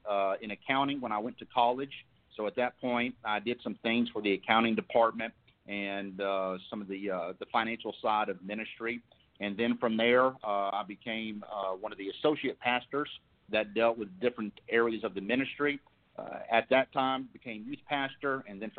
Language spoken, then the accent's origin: English; Alabama, United States; I'm originally from Alabama, and I am 46 years old